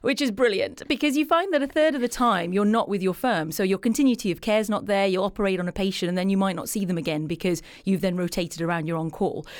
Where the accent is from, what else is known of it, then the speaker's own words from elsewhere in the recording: England, United Kingdom; I'm from England